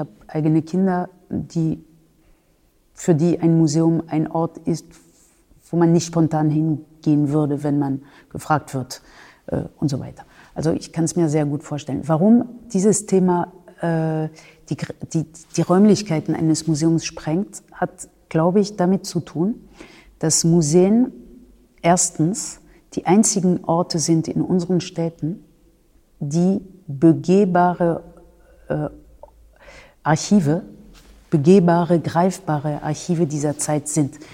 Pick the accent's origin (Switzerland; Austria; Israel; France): France; moved away as an adult; now in Germany; Ich habe äh, in Frankreich äh, mein Abitur gemacht